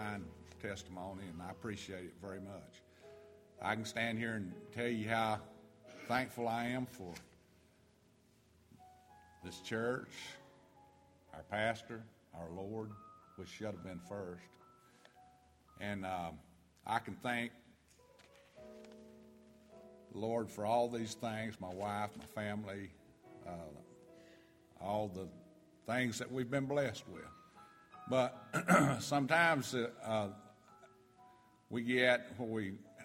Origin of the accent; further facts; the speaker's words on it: North Carolina, United States; now in Georgia, United States; I was born and raised in North Carolina in the mountains